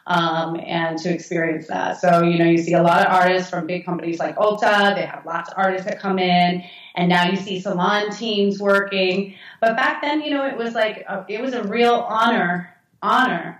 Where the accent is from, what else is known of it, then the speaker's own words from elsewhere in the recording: Massachusetts, United States; moved away as an adult; now in New York, United States; I ended up opening a salon in Massachusetts, uh-huh, in my hometown